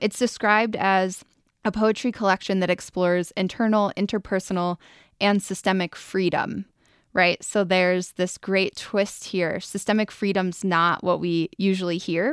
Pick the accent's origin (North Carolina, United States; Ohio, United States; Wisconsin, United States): Ohio, United States; also born or lived in Colorado; now in Boulder, United States; I'm from Ohio originally.